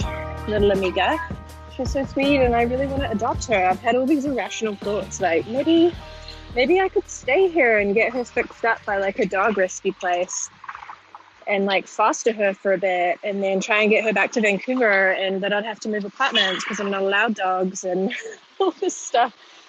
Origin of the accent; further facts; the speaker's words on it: New Zealand; now in Canada; And I'm originally from New Zealand, but I couldn't actually get into New Zealand. So I couldn't go home and see my family. So I was like, I need to get out, I need to do something. And I live in Canada now